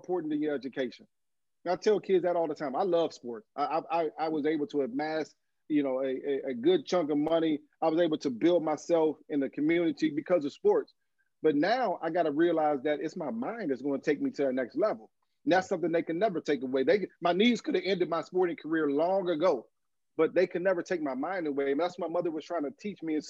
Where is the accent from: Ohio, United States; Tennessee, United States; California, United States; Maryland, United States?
Maryland, United States; Fort Washington; also born or lived in Philadelphia; I love my hometown